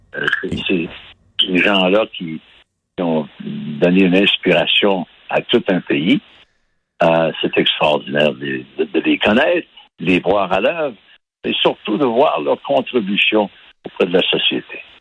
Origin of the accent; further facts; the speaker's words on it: Baie-Comeau, Quebec, Canada; je suis né à Bécomo